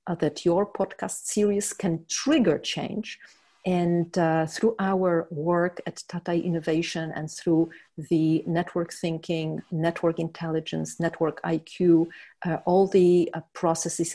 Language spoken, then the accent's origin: English; Poland; I was born in Poland and under communist time